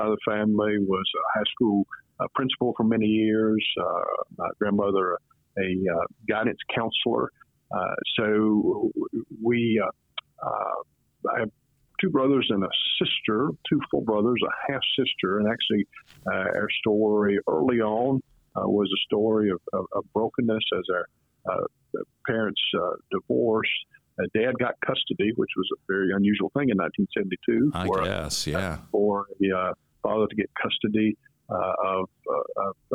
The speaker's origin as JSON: {"language": "English", "region": "Tennessee", "country": "United States", "tie": "born or raised there", "accent": "southern accent with mountain twang", "said": "right on the border over in the mountains. So there's a little mountain twang that comes with that southern accent"}